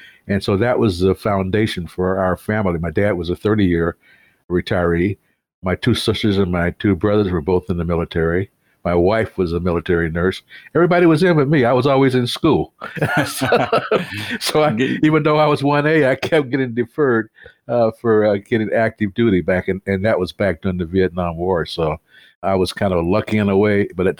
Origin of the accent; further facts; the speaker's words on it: Du Quoin, Illinois, United States; born there; I was born in a town called Duke Horn, Illinois, which is in Southern Illinois, close to Carbondale, Southern Illinois University.